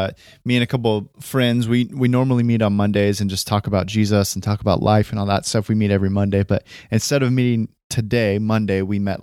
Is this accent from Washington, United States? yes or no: no; California, United States; I come from Northern California, Bay Area-ish, near the Bay Area, the Northern Valley, and near a town called Stockton